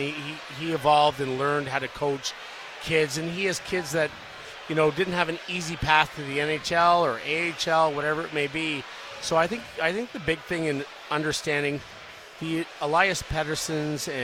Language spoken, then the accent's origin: English; Ottawa, Ontario, Canada; I'm Canadian from Ottawa.